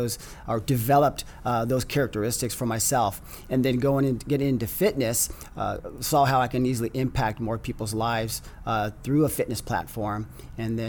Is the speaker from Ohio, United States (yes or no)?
no; San Diego, California, United States; I am a native San Diegan. Grew up in San Diego